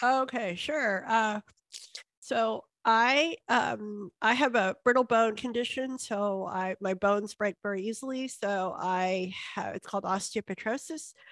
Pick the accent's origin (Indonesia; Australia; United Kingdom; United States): United States; Houston, Texas; I grew up here in Houston